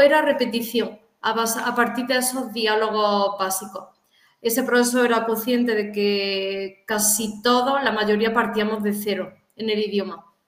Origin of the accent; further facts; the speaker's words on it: Córdoba, Andalusia, Spain; moved away; also born or lived in China; soy de, España, concretamente de, Córdoba, una ciudad de Andalucía, en el sur de España